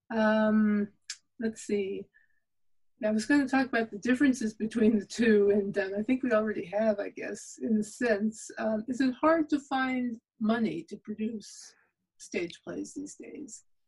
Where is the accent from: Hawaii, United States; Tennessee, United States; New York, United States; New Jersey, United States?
New York, United States; I am from New York.